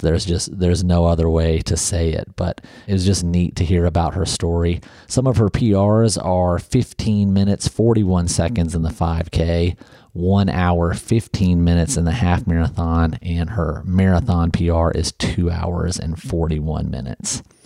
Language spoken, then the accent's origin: English; Northeast Ohio, United States; now in Nashville, United States; I grew up in Northeast Ohio